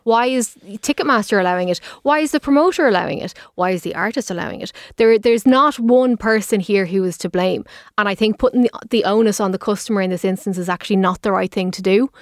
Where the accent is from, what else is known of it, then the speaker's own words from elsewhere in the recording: Dublin, Leinster, Ireland; I'm from Dublin